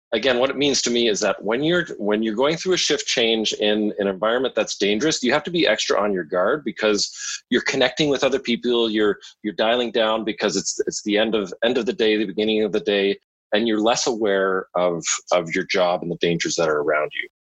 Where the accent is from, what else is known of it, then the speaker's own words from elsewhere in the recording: London, Ontario, Canada; moved away as an adult; also born or lived in northern Alberta; now in Vancouver Island, Canada; I grew up in London, Ontario, beautiful southwestern Ontario.